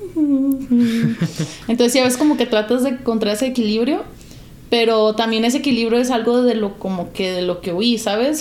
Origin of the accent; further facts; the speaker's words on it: Mexico; also born or lived in United States (born) / Jalisco / Alaska; como mexicanos